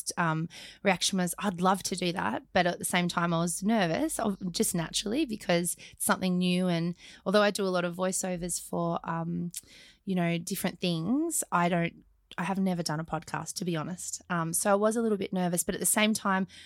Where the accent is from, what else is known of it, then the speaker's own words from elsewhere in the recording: Australia; accent: very Australian; my very Australian accent